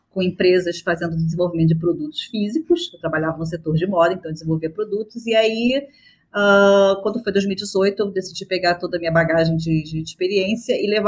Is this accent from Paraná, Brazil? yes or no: no; Rio de Janeiro, Brazil; na verdade eu sou, eu sou carioca, moro no Rio de Janeiro.